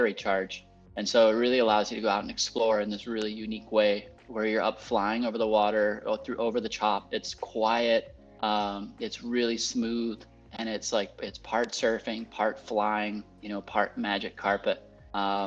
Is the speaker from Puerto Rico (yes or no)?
yes; Puerto Rico; I was born and raised here in Puerto Rico, to an American family that immigrated down here a long time ago in the 70s